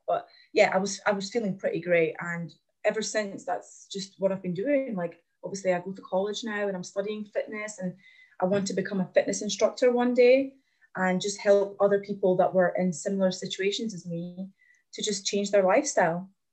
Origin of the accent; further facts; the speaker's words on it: Glasgow, Scotland, United Kingdom; also born or lived in Latvia; I'm from Latvia originally. I've moved to Glasgow when I was nine years old, and I've just yeah, I grew up here, and I've been here ever since